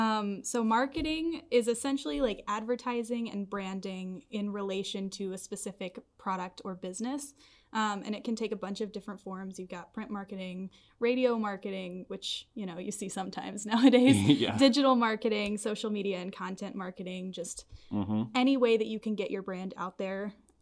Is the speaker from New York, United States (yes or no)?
no; Nashville, Tennessee, United States; Yeah, I was born and raised in Nashville, Tennessee, which from my lack of accent, I don't think anybody would ever guess that.